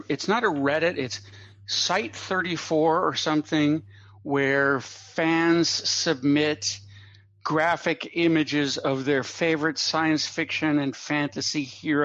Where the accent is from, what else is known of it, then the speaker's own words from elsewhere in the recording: United States; I grew up in America in the 1960s